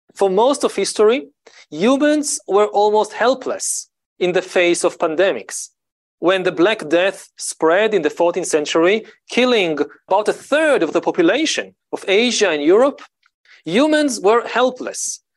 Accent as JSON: {"language": "English", "country": "Israel", "tie": "born or raised there", "said": "I grew up in Israel, in the Middle East"}